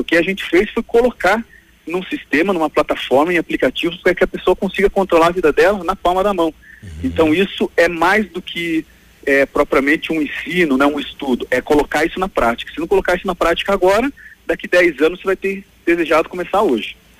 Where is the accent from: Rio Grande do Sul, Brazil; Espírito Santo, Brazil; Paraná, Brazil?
Paraná, Brazil; Pato Branco; eu sou nascido e criado em Pato Branco